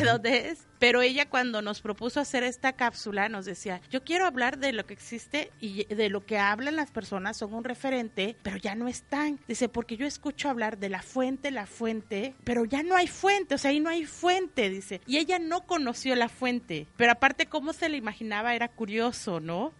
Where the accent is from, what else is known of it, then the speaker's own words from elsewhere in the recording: Cintalapa, Chiapas, Mexico; yo nací en Cintalapa y parte de mi familia es de Arriaga